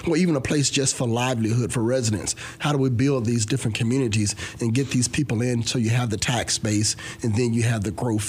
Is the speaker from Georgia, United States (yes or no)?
no; Mound Bayou, Mississippi, United States; moved away as an adult; also born or lived in Rosedale, Mississippi; now in Clarksville, United States; But I grew up in the Mississippi Delta, and that's on Highway 61, south of Memphis, about an hour and a half south of Memphis.